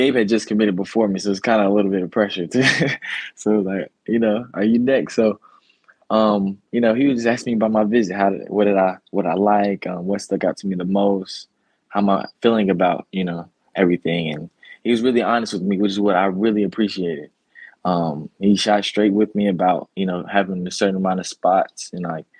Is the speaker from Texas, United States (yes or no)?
no; Chattanooga, Tennessee, United States; I'm from Chattanooga